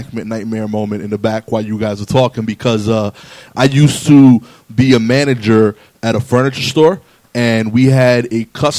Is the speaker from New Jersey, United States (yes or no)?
no; New York City, New York, United States; I'm from East New York, Brooklyn